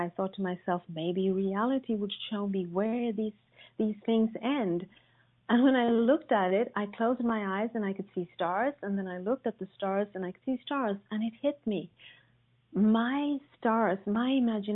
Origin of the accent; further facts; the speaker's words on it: Sweden; I was born in Sweden, which you probably all know is a country known for its gender equality and tolerance, I grew up in a very, very patriarchal family